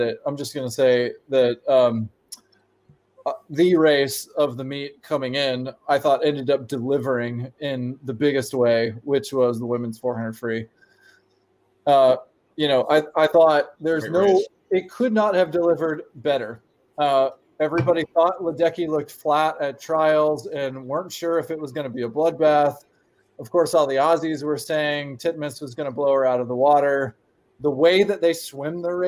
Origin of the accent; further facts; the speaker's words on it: United States; as an American